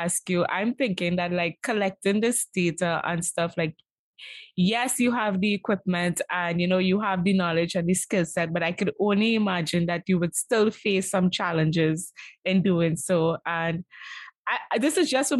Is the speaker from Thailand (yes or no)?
no; Trinidad & Tobago; growing up in Trinidad and Tobago